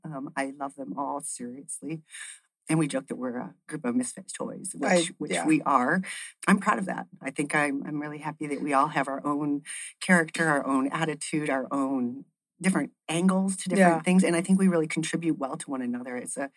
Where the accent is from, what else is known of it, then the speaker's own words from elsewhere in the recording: Ann Arbor, Michigan, United States; So I've been doing real estate for 20 years as well. I came from Ann Arbor, Michigan in 1992.